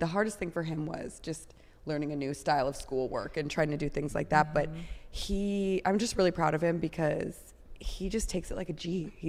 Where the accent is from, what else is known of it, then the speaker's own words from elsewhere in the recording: Elk Grove Village, Illinois, United States; moved away as an adult; also born or lived in Chicago; now in Los Angeles, United States; So I grew up like right outside of the city, right by the airport in Elk Grove.